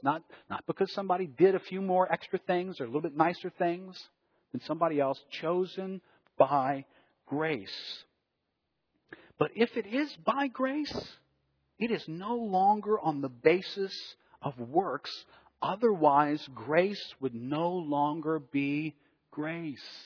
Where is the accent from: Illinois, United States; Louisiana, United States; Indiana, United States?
Louisiana, United States; New Orleans; I've grown up in New Orleans. I was raised Catholic here in New Orleans.